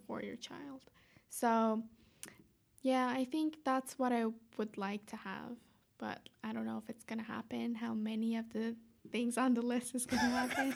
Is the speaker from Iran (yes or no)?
yes; Tehran, Tehran Province, Iran; moved away; I'm from Tehran, Iran